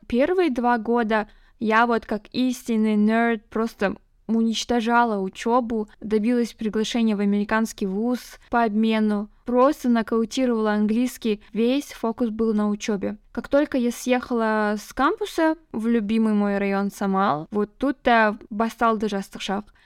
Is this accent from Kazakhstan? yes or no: yes; Kazakhstan; now in Almaty, Kazakhstan